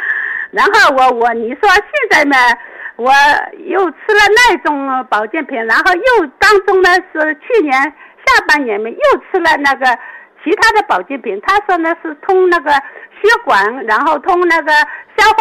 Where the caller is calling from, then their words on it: Wenzhou, Zhejiang, China; 我是温州的。